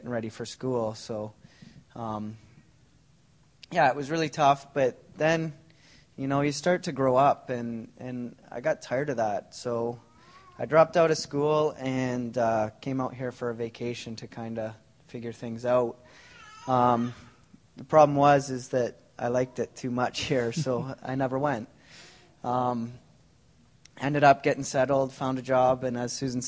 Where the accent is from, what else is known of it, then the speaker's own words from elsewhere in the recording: Ontario, Canada; now in Langley, Canada; I didn't grow up in Langley. I grew up in Ontario